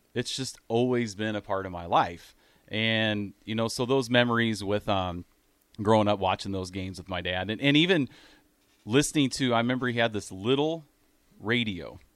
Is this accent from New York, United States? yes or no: no; Iowa, United States; moved away as an adult; also born or lived in Grand Island, Nebraska; now in Nebraska, United States; we moved to Iowa when I was two years old.